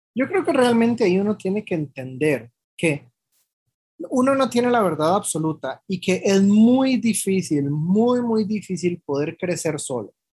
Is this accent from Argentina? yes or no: no; Costa Rica; also born or lived in Mexico; Aquí en Costa Rica particularmente yo topé con pared cuando llegué, yo regresé de México en el 2016